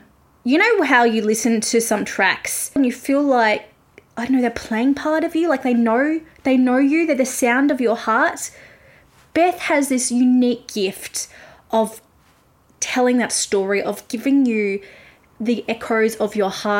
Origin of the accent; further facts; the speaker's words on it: Melbourne, Victoria, Australia; I'm from Melbourne and I live about an hour from Melbourne